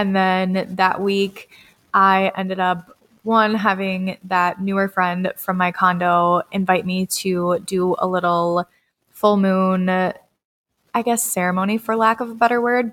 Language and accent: English; Red Wing, Minnesota, United States; my hometown of Red Wing, Minnesota